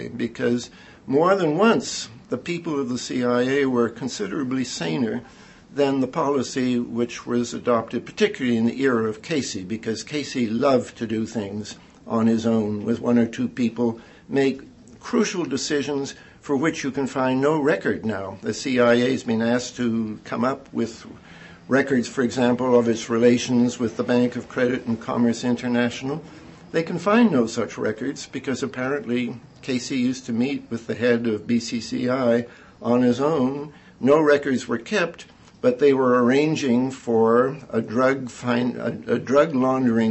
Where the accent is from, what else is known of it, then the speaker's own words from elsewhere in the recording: Canada; moved away as an adult; now in United States; I'm a Canadian